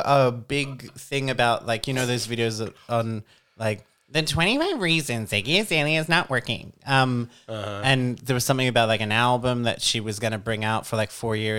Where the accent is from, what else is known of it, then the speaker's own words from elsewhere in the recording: Australia; I am Australian.